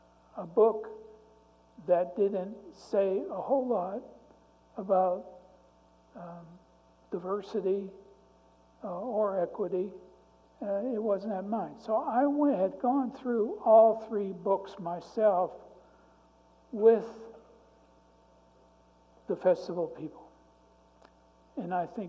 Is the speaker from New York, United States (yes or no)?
no; Youngstown, Ohio, United States; now in McPherson, United States; I grew up in Youngstown, Ohio, 3 blocks from a steel mill